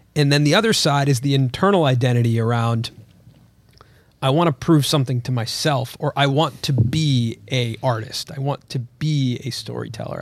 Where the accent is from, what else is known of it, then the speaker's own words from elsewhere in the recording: Los Angeles, California, United States; I was born here in Los Angeles, but both of my parents were born in India. And when I was brought up here in L